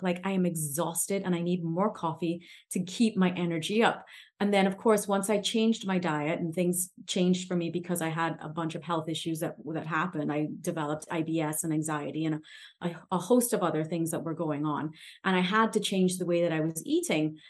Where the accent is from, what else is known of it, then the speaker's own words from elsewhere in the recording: Trinidad & Tobago; I'm from the Caribbean